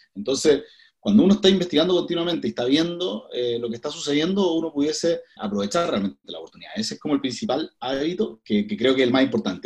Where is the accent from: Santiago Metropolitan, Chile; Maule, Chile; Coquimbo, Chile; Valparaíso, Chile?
Coquimbo, Chile; now in Santiago, Chile; soy de Coquimbo. Me vine el año 2005 a, a Santiago